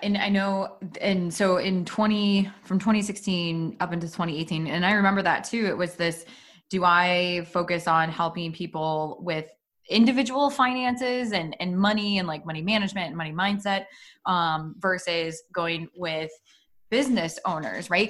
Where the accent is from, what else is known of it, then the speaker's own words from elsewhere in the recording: Iowa, United States; moved away as an adult; also born or lived in Des Moines, Iowa / Chicago; we're both from Iowa, but we are from different cities in Iowa